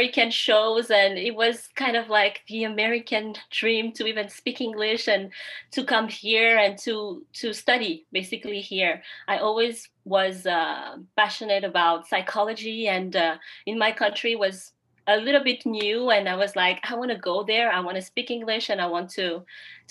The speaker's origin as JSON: {"language": "English", "country": "Madagascar", "second_language": "English", "moved": "as an adult", "lives_now": "United States", "said": "I'm originally from Madagascar, and right now I'm a student at Brown University"}